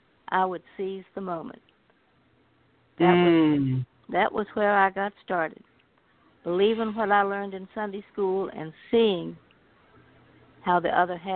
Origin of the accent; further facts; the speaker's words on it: Virginia, United States; Well, I'm a Southerner, first and foremost.